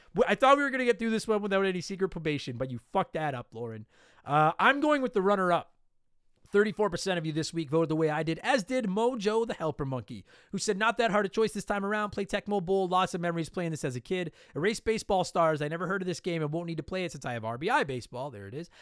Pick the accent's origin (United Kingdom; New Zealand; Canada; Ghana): Canada; Calgary, Alberta; I grew up in Calgary as a kid.